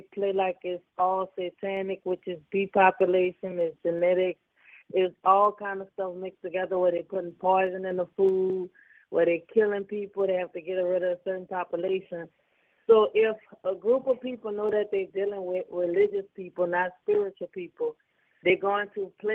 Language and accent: English; United States; I'm from America, I live in America